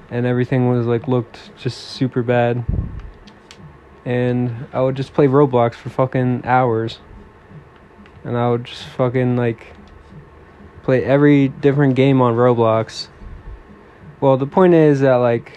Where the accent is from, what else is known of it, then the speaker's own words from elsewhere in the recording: East Coast of the United States, United States; I'm from the East Coast of United States.